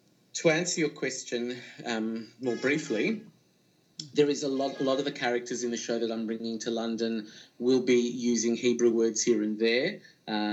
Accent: Australia; now in Israel; as an Australian

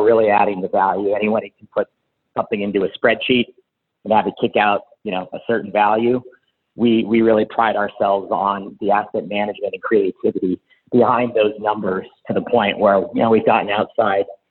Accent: Palo Alto, California, United States; now in San Francisco, United States; grew up in Palo Alto, down there, now living in San Francisco

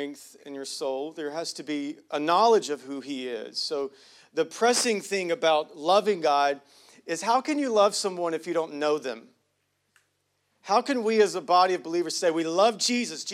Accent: United States; I'm from Hughley

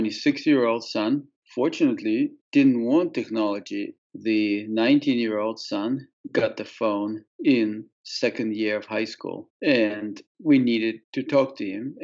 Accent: Saint Petersburg, Russia; moved away; also born or lived in Marlow, New Hampshire; I grew up in St. Petersburg, Russia

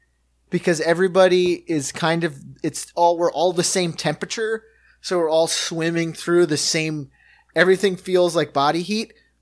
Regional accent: New York City, New York, United States; Maybe it's me as a New Yorker.

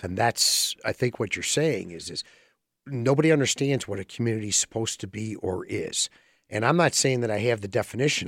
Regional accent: Berwyn, Illinois, United States; I've grown up here.

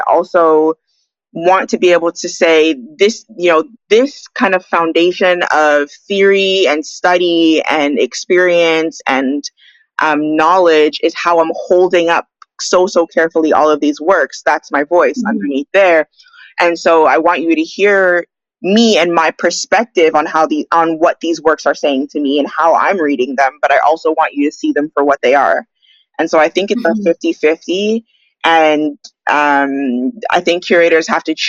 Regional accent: Toronto, Ontario, Canada; also born or lived in British Columbia; now in Vancouver, Canada; I'm from Toronto

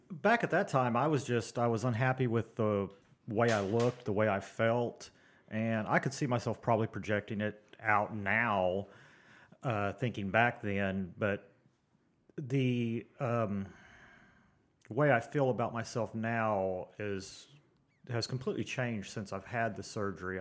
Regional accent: Tulsa, Oklahoma, United States; I'm from Tulsa

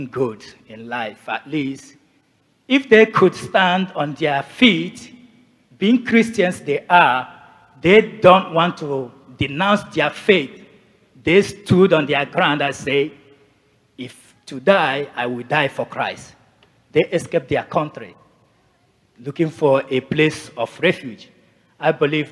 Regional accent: Nigeria; moved away as an adult; also born or lived in Asia; now in Canada; I'm originally from Nigeria.

